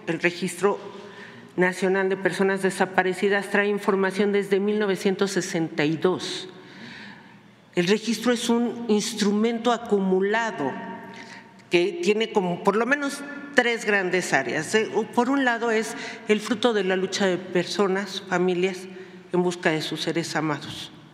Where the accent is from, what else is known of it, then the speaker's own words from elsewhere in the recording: Mexico; tengo casi 41 años en la lucha social y popular en este país, que es mi país, y junto a mi pueblo